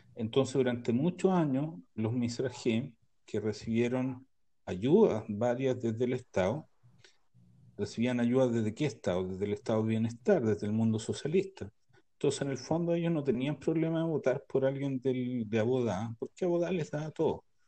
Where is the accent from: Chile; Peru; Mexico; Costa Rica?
Chile; now in Israel; como chileno